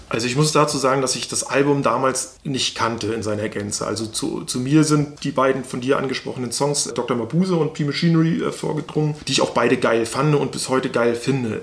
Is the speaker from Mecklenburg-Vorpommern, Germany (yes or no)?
yes; Stralsund, Mecklenburg-Vorpommern, Germany; moved away; ich bin im Osten groß geworden